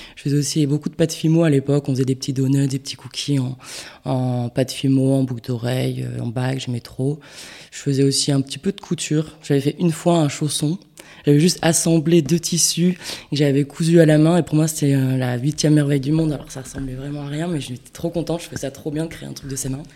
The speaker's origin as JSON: {"language": "French", "town": "Bayonne", "region": "Nouvelle-Aquitaine", "country": "France", "tie": "born or raised there", "also_born_or_lived": "Reims / Paris", "moved": "as an adult", "lives_now": "Landes, France", "said": "je suis née à Bayonne, j'ai vécu à Bayonne jusqu'à 18 ans"}